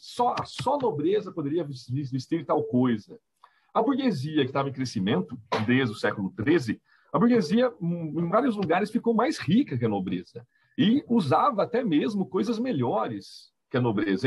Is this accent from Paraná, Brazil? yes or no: no; Itapira, São Paulo, Brazil; sou de Itapira